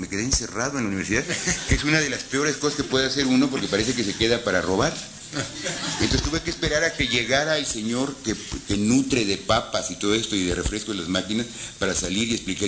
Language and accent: Spanish; Mexico; como mexicano